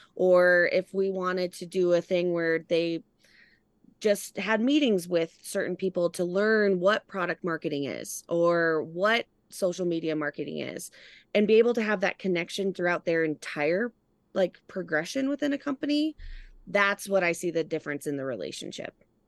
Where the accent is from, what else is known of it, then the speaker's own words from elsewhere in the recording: Colorado, United States; moved away as an adult; also born or lived in Wyoming / Los Angeles, California / San Diego, California; I grew up in Colorado